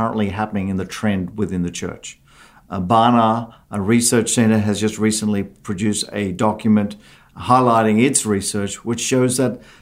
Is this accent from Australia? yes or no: yes; Australia; moved away as an adult; also born or lived in South Africa; now in Tustin Ranch, United States; As young children, our families migrated to Australia, and Australia's been home up until the last 4 years